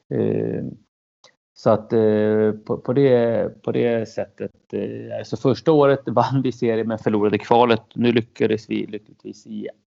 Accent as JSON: {"language": "Swedish", "town": "Norrtälje", "region": "Stockholm County", "country": "Sweden", "tie": "born or raised there", "also_born_or_lived": "Chile", "said": "jag är ursprunget från Chile, kom till Sverige när jag var två, uppvuxen i Norrtälje, sju mil norr om, eh, Stockholm."}